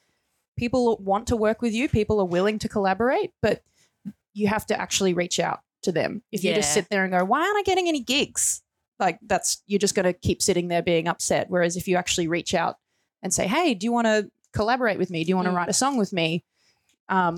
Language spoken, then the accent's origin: English; Gippsland, Victoria, Australia; I grew up in Gippsland